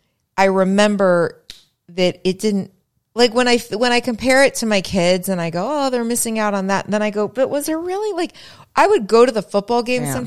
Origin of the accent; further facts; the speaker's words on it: Springfield, Massachusetts, United States; moved away; I was in Springfield, Mass at this time.